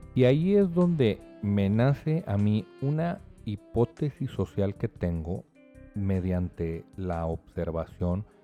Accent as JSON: {"language": "Spanish", "country": "Mexico"}